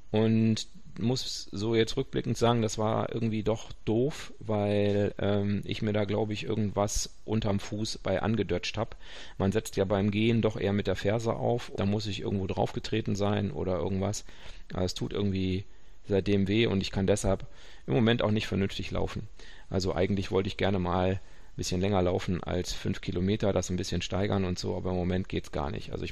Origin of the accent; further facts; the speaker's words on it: North Rhine-Westphalia, Germany; Karnevalswochenende, ich bin Westfale, äh, alle anderen feiern und ich mache einen Barfußkurs.